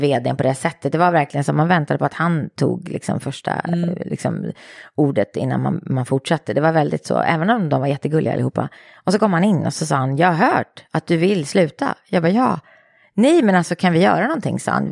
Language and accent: Swedish; Eskilstuna, Södermanland, Sweden; moved away as an adult; jag älskade att vara i Eskilstuna. Jag älskade min hemstad